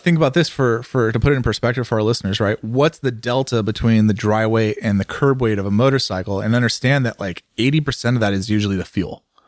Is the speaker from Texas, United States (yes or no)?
no; San Francisco Bay Area, California, United States; I grew up in the San Francisco Bay Area